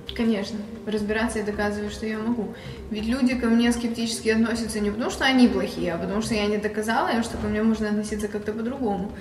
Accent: Odesa, Odesa Oblast, Ukraine; Украина, Одесса

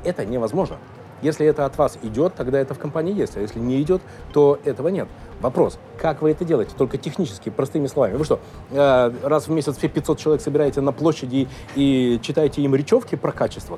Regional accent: Russia; мы из России

